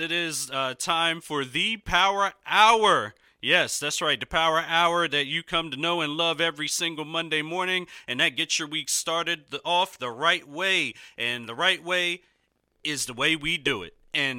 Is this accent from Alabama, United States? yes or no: no; Philadelphia, Pennsylvania, United States; my hometown, favorite city, even though Embiid is out, but we're still finding ways to win. Philadelphia, Pennsylvania.